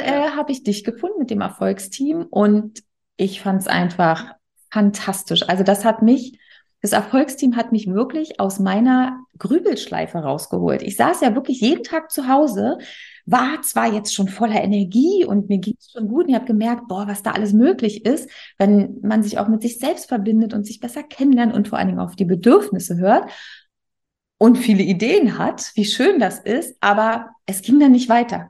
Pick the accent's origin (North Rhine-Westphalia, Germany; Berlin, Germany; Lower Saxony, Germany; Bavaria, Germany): Berlin, Germany; also born or lived in Bremen; in meine Heimat. Ne? Ich komme ja aus Berlin